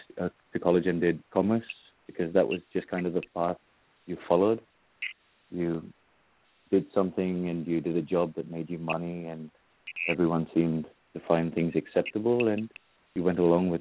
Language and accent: English; Kolkata, West Bengal, India; now in Sydney, Australia; I grew up in India, in Calcutta